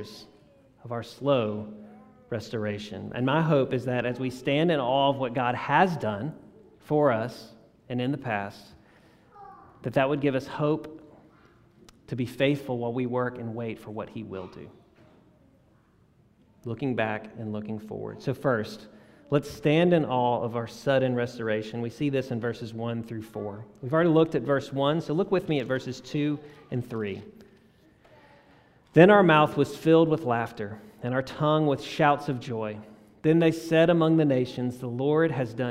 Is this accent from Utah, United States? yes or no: no; South Louisiana, United States; now in Jackson, United States; I grew up in South Louisiana